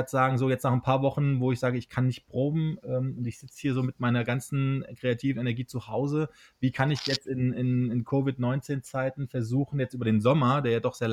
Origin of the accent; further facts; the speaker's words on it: Hesse, Germany; now in Berlin, Germany; kann hier in meiner Hausisolation in Hessen. Also ich bin nicht äh, in Berlin momentan, sondern in meiner Heimat